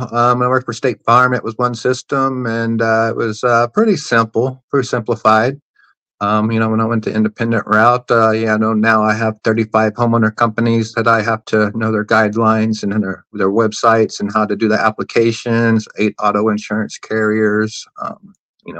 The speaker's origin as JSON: {"language": "English", "region": "Tennessee", "country": "United States", "moved": "as an adult", "lives_now": "Florida, United States", "said": "I was originally from Tennessee"}